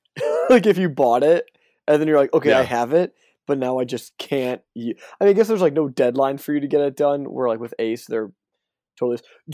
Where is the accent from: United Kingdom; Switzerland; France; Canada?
Canada; French, I'm just Canadian.